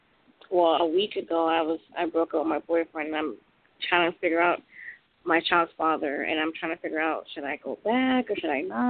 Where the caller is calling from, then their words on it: Long Beach, California, United States; I'm calling from Long Beach, California.